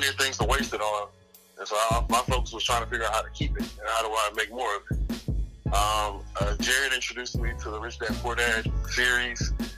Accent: Fort Worth, Texas, United States; from Fort Worth, Texas, man. Born and raised

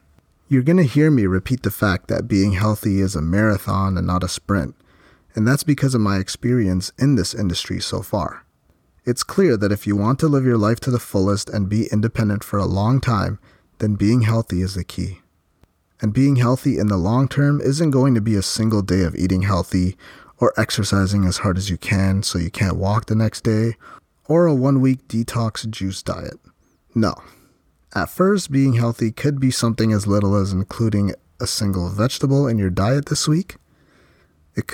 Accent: Philippines; So me, I'm Filipino, I grew up eating Filipino food, and I still enjoy it to this day on occasion.

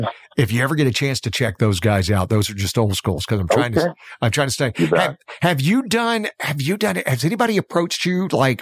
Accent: Alabama, United States; somebody who grew up in the South, because I grew up in Alabama. As a matter of fact, I grew up on the Florida-Alabama line.

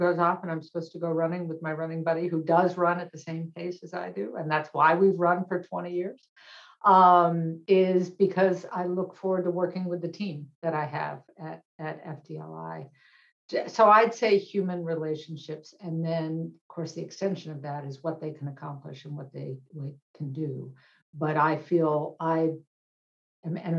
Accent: Boston, Massachusetts, United States; I grew up in Boston

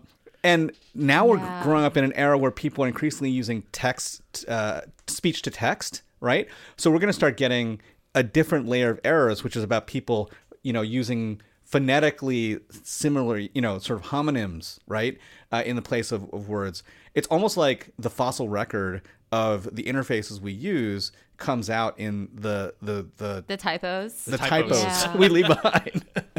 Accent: Los Angeles, California, United States; And it was a marker of like, oh, you know, I'm from Koreatown and I rep it, right?

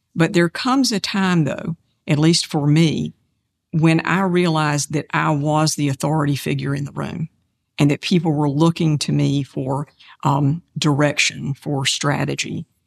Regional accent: Kannapolis, North Carolina, United States; my hometown of Kannapolis

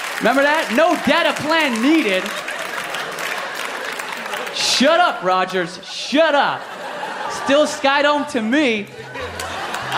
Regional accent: Philippines; I'm Filipino

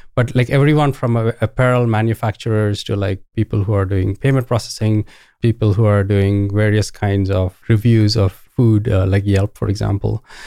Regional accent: Bangalore, Karnataka, India; moved away as an adult; also born or lived in Ohio, United States; I grew up in India. This is in Bangalore, India.

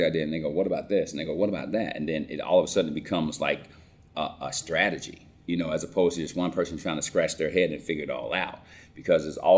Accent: Cobb County, Georgia, United States; I grew up in Cobb County

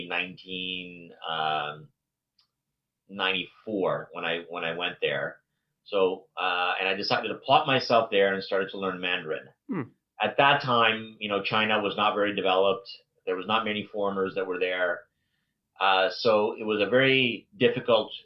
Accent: Vancouver, British Columbia, Canada; also born or lived in East Africa; I was born in East Africa, but I moved to Vancouver when I was two

